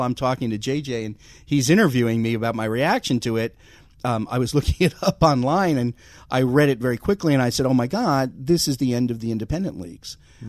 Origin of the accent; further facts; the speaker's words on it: Connecticut, United States; moved away; I grew up in Connecticut, but my grandmother lived in the Bronx